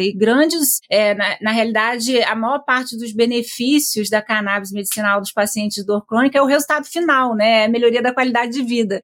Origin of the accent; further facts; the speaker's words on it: Campos dos Goytacazes, Rio de Janeiro, Brazil; A gente é de Campos dos Goitacazes